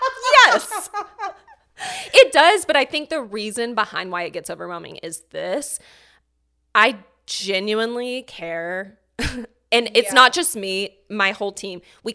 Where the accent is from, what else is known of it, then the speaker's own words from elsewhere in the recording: Alabama, United States; moved away as an adult; also born or lived in Texas / Seattle; now in Atlanta, United States; So I'm originally from Alabama.